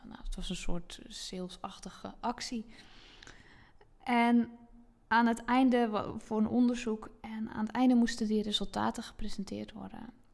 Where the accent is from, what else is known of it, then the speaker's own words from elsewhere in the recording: Zeelandic Flanders, Netherlands; moved away as an adult; now in Zandvoort area, Netherlands; ik heb dus 30 jaar in zuid vlaanderen gewoond en. Ehm, dus dat is eh, het stuk van Zeeland wat tegen België aangeplakt zit